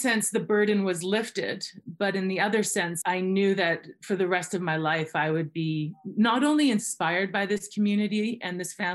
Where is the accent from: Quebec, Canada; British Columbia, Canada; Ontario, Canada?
British Columbia, Canada; Fernie; I am Canadian, born and raised in a town called Fernie, British Columbia